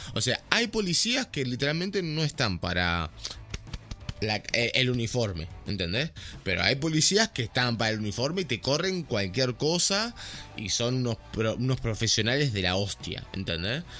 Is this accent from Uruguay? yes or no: yes; Uruguay; Yo soy negro, soy uruguayo